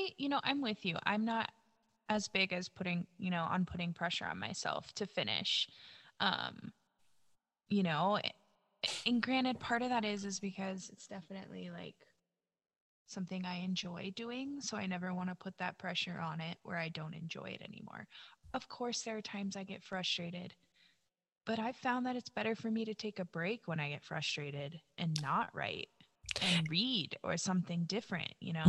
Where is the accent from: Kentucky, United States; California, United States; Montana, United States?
Montana, United States; I grew up in Montana